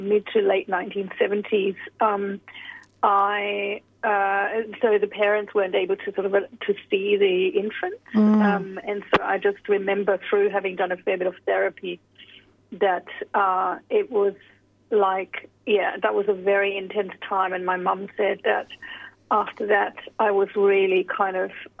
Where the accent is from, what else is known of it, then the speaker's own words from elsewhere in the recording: Germany; moved away as an adult; also born or lived in United Kingdom / United States; now in Sydney, Australia; So I was born in Germany. I spent the first about 19 years in Germany and then moved over to the UK and various other countries before I came to Australia.